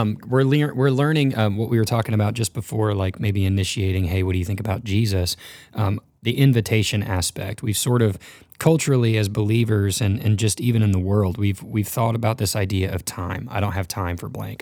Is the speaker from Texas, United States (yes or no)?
yes; North Texas, United States; I grew up in North Texas, sort of the Bible Belt